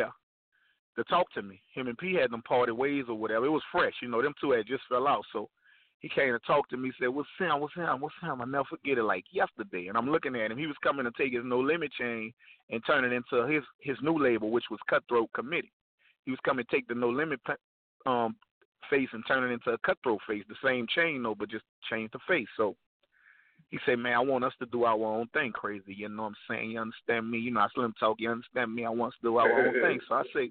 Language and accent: English; New Orleans, Louisiana, United States; We represented Iberville, but I was born uptown in the Melphamine, which is a couple of blocks from the Magnolia